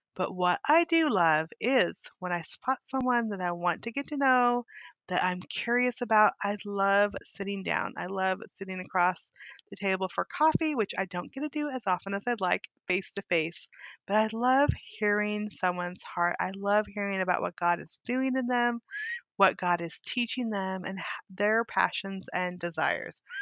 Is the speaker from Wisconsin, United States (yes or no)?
no; Weed, California, United States; I grew up in California, too